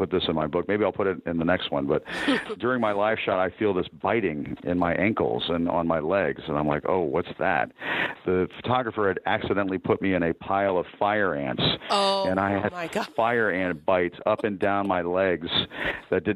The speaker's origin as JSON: {"language": "English", "country": "United States", "tie": "born or raised there", "said": "I grew up in this country. I'm an American"}